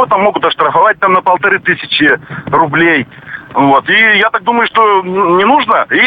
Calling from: Chelyabinsk, Chelyabinsk Oblast, Russia; А, здравствуйте, я звоню вам из Челябинска

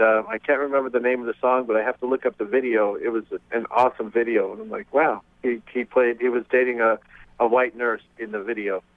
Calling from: South Bend, Indiana, United States; I'm calling from South Bend, Indiana, Notre Dame

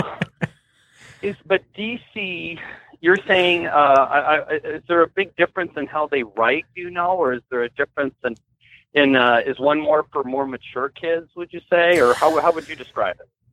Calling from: Walled Lake, Michigan, United States; I'm calling from Wall Lake

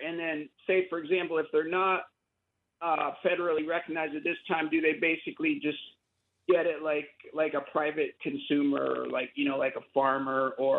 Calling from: Oakland, California, United States; I'm calling from Chochenyo Ohlone land, better known as Oakland, California.

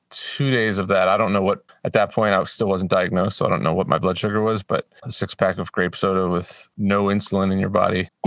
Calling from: Madison, Tennessee, United States; Madison, Tennessee, just north of Nashville.

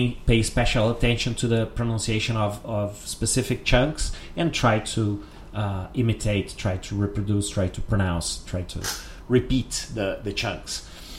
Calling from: Porto Alegre, Rio Grande do Sul, Brazil

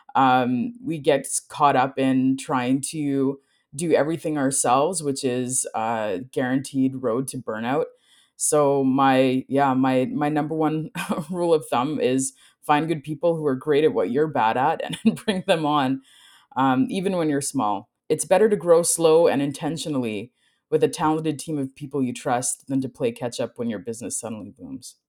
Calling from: Winnipeg, Manitoba, Canada; I am calling in from Treaty One territory, also known as Winnipeg, Manitoba, Canada

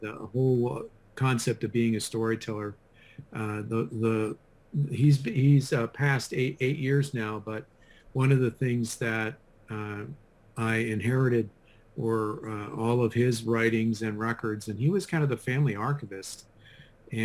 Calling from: Pittsburgh, Pennsylvania, United States; I'm in Pittsburgh, Pennsylvania, in the United States.

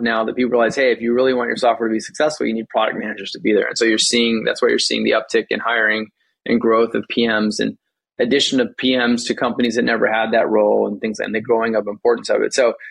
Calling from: Silicon Valley, California, United States; I am calling in from Silicon Valley, California, where I've lived for quite some time now.

